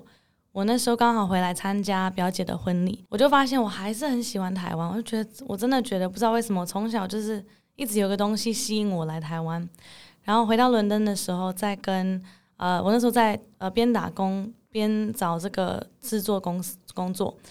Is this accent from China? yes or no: no; Netherlands; also born or lived in Hong Kong / Singapore / United Kingdom; now in Taiwan; 我妈妈是台湾人，爸爸是英国人。然后我小时候其实在香港长大，但是其实住不到一年就搬到新加坡。新加坡住了三年之后，到了英国住了四年。英国之后又搬到荷兰，那大部分的时间都是在荷兰长大。